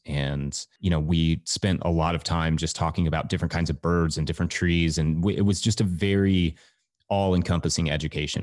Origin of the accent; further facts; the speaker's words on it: Richmond, Kentucky, United States; also born or lived in Colorado; I was born in Colorado, but I grew up in Kentucky.